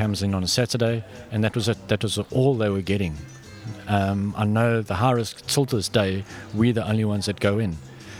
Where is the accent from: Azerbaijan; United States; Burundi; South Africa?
South Africa; moved away as an adult; also born or lived in Australia; now in Vanuatu; I'm from South Africa, born and bred South African